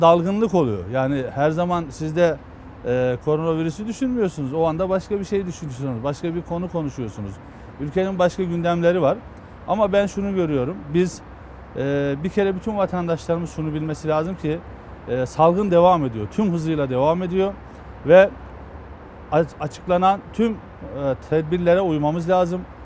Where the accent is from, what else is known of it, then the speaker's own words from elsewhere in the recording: Eskişehir, Turkey; moved away; Eskişehir'deydim. Kendi memleketimde bayramda e, Günüzü ilçemizin